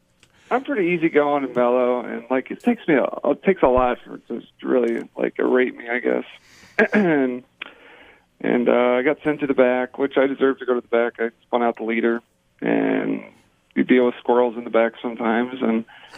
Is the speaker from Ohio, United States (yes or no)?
yes; Burbank, Ohio, United States; Burbank, Ohio. I mean, it might have 500 people in it.